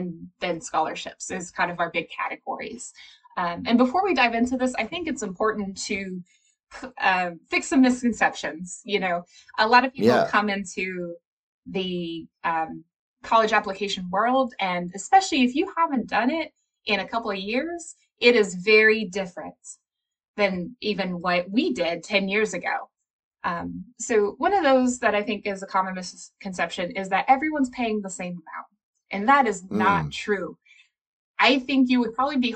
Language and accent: English; Appalachia, United States; my own background growing up in Appalachia